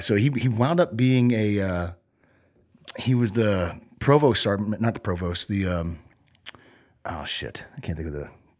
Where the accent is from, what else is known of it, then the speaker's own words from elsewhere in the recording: Cassville, Missouri, United States; born there; So I was born in Missouri, Cassville, Missouri. It's like the southwest portion, you know?